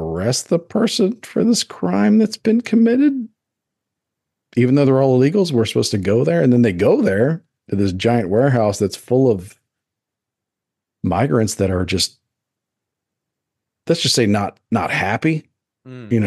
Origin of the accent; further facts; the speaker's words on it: United States; As an American